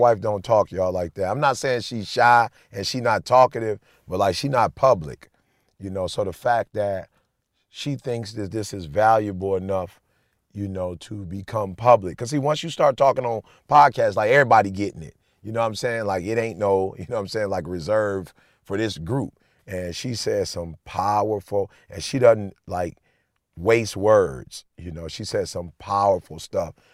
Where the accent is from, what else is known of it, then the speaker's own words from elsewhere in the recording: Alabama, United States; now in Michigan, United States; I went to Oakwood, so I grew up in Alabama